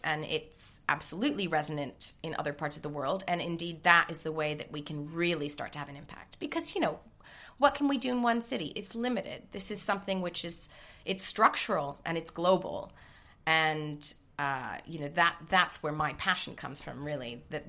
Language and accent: English; New York, United States; accent: American; I'm half Greek, half German, but I grew up in New York, hence the American accent.